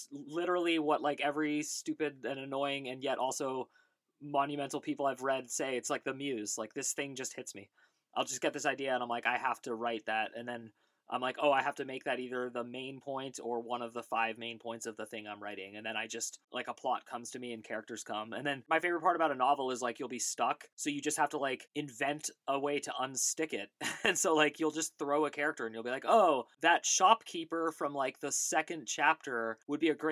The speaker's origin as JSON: {"language": "English", "region": "Bay Area of California", "country": "United States", "tie": "born or raised there", "also_born_or_lived": "New York", "said": "I grew up in the Bay Area of California. I was born in New York, but I definitely grew up in the Bay Area of California, right next to Berkeley and Oakland, California."}